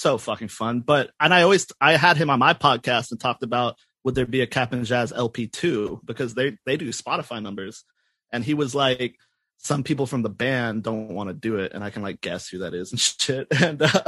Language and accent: English; North Carolina, United States; now in Los Angeles, United States; I'm from North Carolina